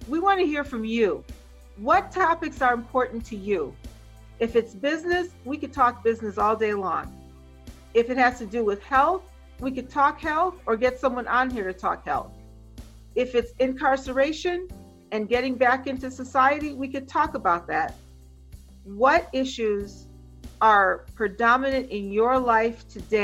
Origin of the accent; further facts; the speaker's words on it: Jamaica; now in United States; in all my years of living in this country, because I'm Caribbean, I'm from Jamaica